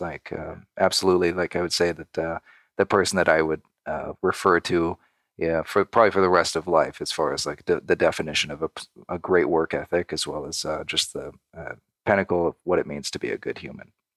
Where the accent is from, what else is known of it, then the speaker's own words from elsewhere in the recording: Redlands, California, United States; born and raised in Southern California, about maybe an hour and a half outside of Los Angeles